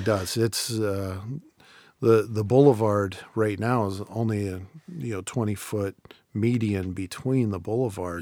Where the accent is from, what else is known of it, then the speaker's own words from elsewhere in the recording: Canton, Ohio, United States; Canton's a great place to do it 'cause it's my hometown